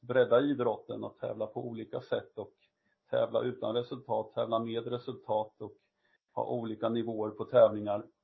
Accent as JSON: {"language": "Swedish", "region": "Östergötland", "country": "Sweden", "said": "där jag är ifrån, Östergötland"}